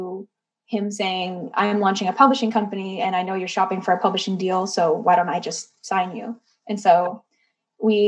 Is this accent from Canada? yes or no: yes; Canada; moved away as an adult; now in Nashville, United States; I'm Canadian